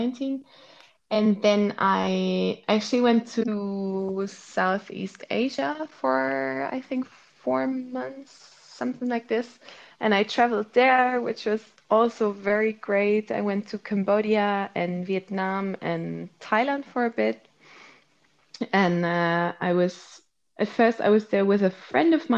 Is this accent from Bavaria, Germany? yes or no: yes; Munich, Bavaria, Germany; moved away as an adult; also born or lived in Maastricht / Zurich; I actually grew up not in the city center, but in a suburb of Munich